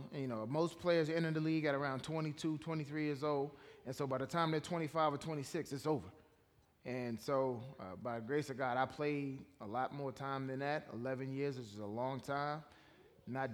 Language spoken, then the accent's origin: English; Washington, District of Columbia, United States; I grew up in Washington, D.C. I was born in Washington, D.C., grew up in that metropolitan area.